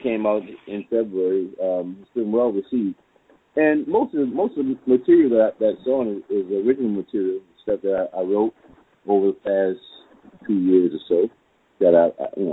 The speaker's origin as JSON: {"language": "English", "town": "New Orleans", "region": "Louisiana", "country": "United States", "tie": "born or raised there", "said": "I came from a New Orleans family, and a New Orleans musical family, and there are a lot of New Orleans musical families here in New Orleans"}